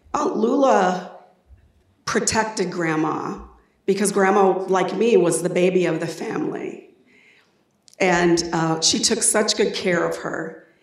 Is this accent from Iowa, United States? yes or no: yes; Des Moines, Iowa, United States; I grew up in Des Moines, and from the time I was eight years old, I knew I wanted to leave